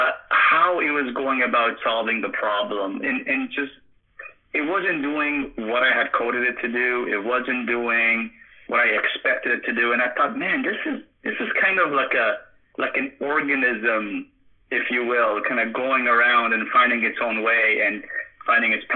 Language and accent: English; Canada; Born and raised in Canada